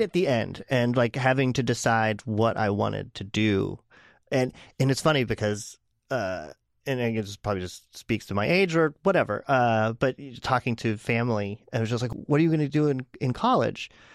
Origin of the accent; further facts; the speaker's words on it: Pittsburgh, Pennsylvania, United States; moved away as an adult; now in Portland, United States; I am originally from Pittsburgh. I was born and raised out, outside of Pittsburgh, but Pittsburgh basically